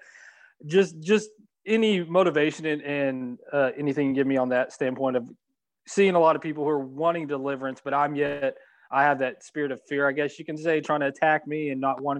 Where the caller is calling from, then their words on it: Texas, United States; Hey, I'm calling from Texas.